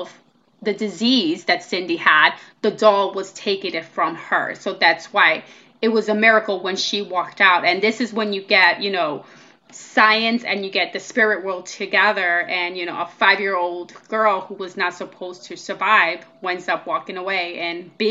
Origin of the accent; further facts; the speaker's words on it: New York City, New York, United States; we grew up in Washington Heights in New York City.